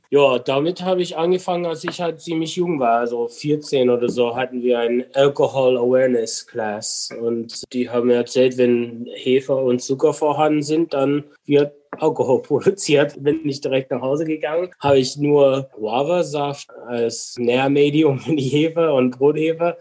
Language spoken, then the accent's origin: German; Minnesota, United States; moved away as an adult; now in Berlin, Germany; komme ursprünglich aus Minnesota